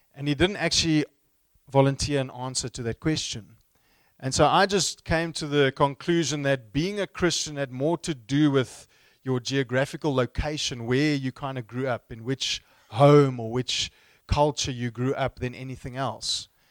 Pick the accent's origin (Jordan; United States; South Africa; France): South Africa; Stellenbosch, Western Cape; I grew up in the same town where I studied, in Stellenbosch, not too far from here